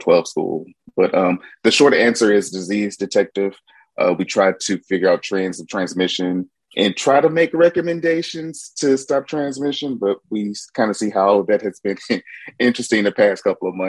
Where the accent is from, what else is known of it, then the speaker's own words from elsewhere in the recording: Little Rock, Arkansas, United States; moved away as an adult; now in New Orleans, United States; Born and raised in Little Rock, Arkansas, but I've been in New Orleans since 2004